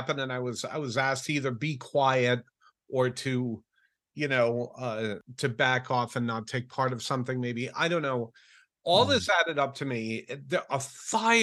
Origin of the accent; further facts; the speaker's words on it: Rhode Island, United States; I grew up in Rhode Island